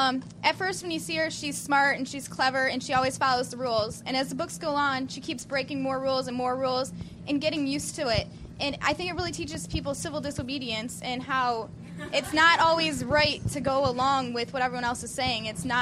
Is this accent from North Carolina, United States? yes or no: no; St. Clair Shores, Michigan, United States; I'm from St. Clair Shores, Michigan.